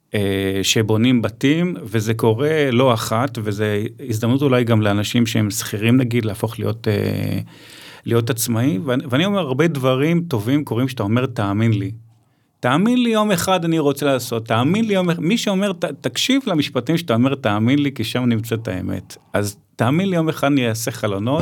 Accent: Ramat Gan, Tel Aviv District, Israel; אני מרמת גן

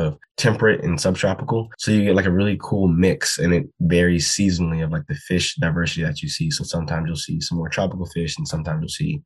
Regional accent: United States; I grew up fishing in the Chesapeake Bay

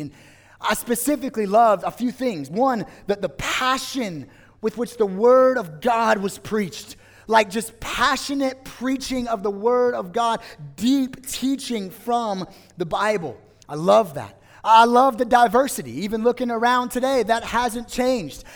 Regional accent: Las Vegas, Nevada, United States; I grew up here in Las Vegas

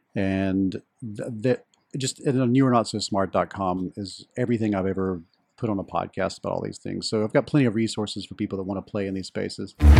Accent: Deep South of the United States, United States; where I grew up in the Deep South of the United States

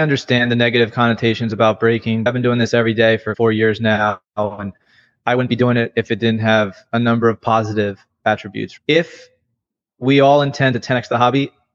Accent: New York, United States; I grew up in New York

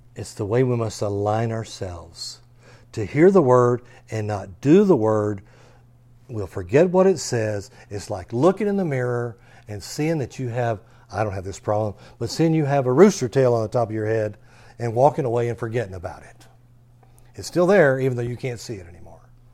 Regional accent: Texas, United States; we're an American, or especially because we're a Texan.

